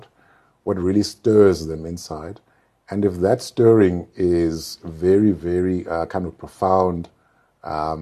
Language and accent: English; Mutare, Manicaland, Zimbabwe; also born or lived in Goromonzi, Zimbabwe; I come from a small town. Yes, I grew up in Mutare